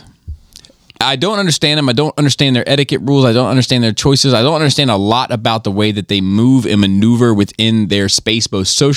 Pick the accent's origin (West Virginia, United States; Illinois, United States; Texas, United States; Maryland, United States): Maryland, United States; Gaithersburg; I was raised in Gaithersburg.